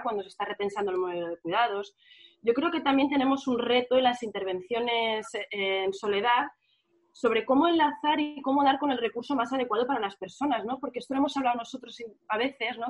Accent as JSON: {"language": "Spanish", "town": "Barcelona", "region": "Catalonia", "country": "Spain", "said": "en mi barrio, que yo soy del barrio de Sanz"}